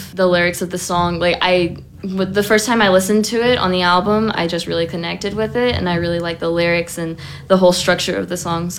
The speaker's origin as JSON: {"language": "English", "region": "Scotland", "country": "United Kingdom", "tie": "born there", "said": "Yeah, I was born in Scotland."}